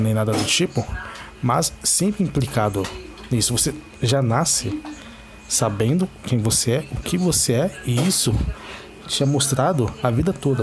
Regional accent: São Paulo, Brazil; A região de São Paulo capital, todos sabem que é uma megalópole. E temos de tudo aqui. Eu sou um cara negro da quebrada

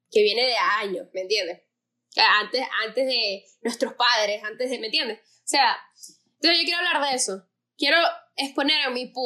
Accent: Venezuela

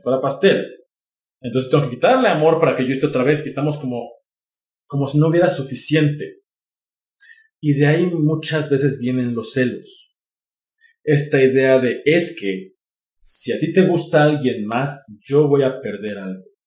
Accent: Mexico; soy mexicano

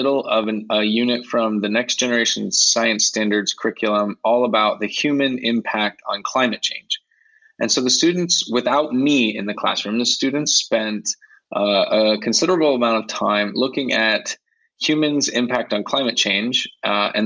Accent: Ohio, United States; moved away as an adult; also born or lived in Virginia; now in Madrid, Spain; I'm originally from the States. I grew up in Ohio, and I taught in Virginia

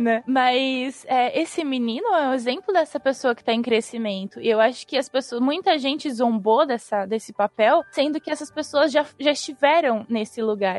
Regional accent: Brazil; a gente, como brasileiro

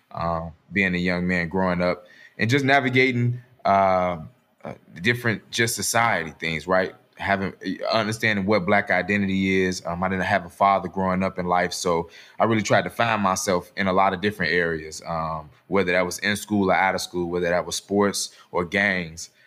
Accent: Chicago, Illinois, United States; I'm from Chicago

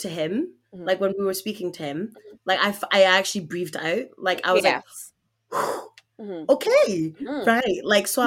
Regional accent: Scotland, United Kingdom; I'm Scottish

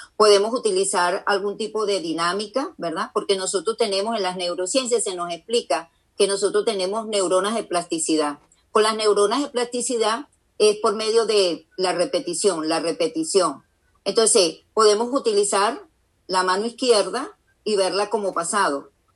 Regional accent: Venezuela; now in United States; yo estoy casada con un americano, vivo aquí en Estados Unidos, yo soy venezolana

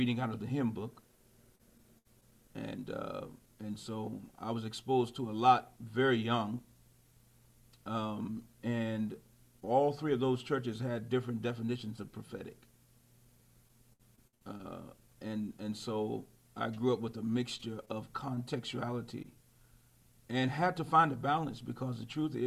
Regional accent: Alexandria, Virginia, United States; I was born in Alexandria, Virginia, which is actually the same place my father and my grandfather, we were all born in the same hospital

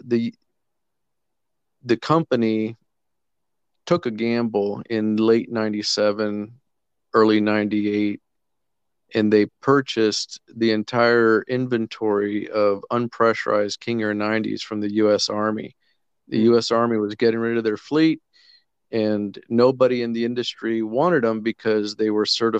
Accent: Colombia; moved away as an adult; also born or lived in Central America / Kenya; I had been born and raised in Colombia, lived my whole life in South America

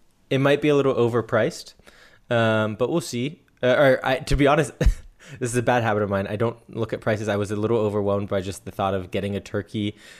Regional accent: United States; now in Germany; And I'm an American living in Germany.

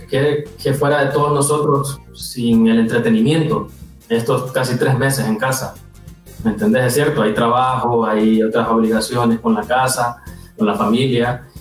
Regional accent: Valle de Ángeles, Francisco Morazán, Honduras; born there; Bueno, yo nací en Valle de Ángeles

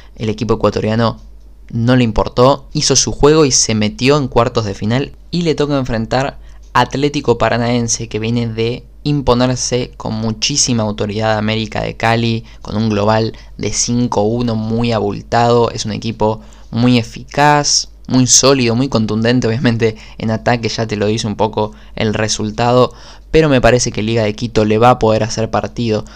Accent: Argentina

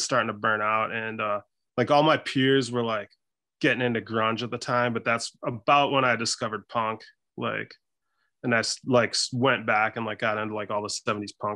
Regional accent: Stevens Point, Wisconsin, United States; now in Milwaukee, United States; I'm from Stevens Point, which is about 2.5 hours north of here

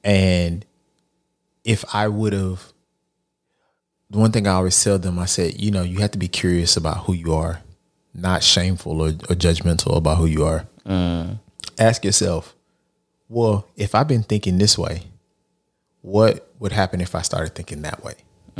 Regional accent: Lancaster, Texas, United States; I may not have grown up in Brownsville, but I grew up in Lancaster, Texas.

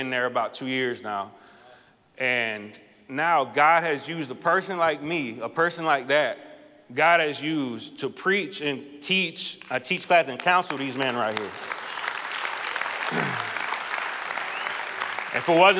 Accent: South Florida, United States; now in Orlando, United States; I live here in Orlando, but I grew up in South Florida.

